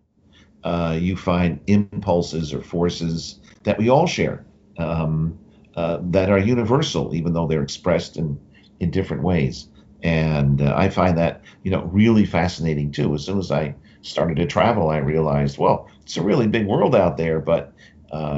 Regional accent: Westchester, New York, United States; growing up in Westchester," which is a suburb I grew up in, north of New York City

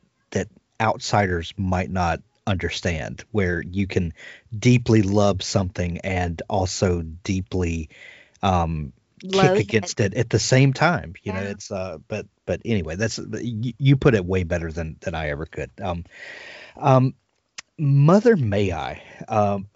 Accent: Deep South, United States; I'm from the South. I'm from the deep, deep

